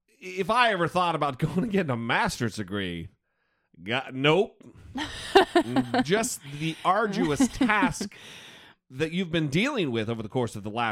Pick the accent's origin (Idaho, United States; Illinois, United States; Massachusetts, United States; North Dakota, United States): Idaho, United States; Northern; when I grew up in Northern Idaho